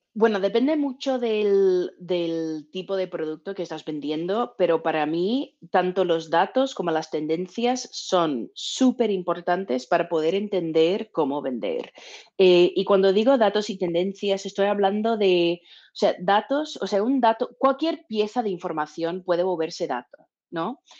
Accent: Texas, United States; now in San Francisco, United States; yo soy de Texas

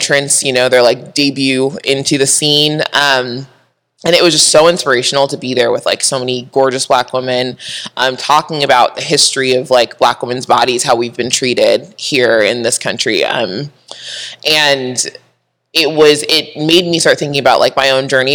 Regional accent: San Diego, California, United States; I grew up in Southern California, San Diego

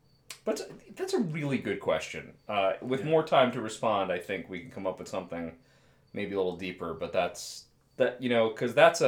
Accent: Long Island, New York, United States; I'm from Long Island, as mentioned many times on the podcast.

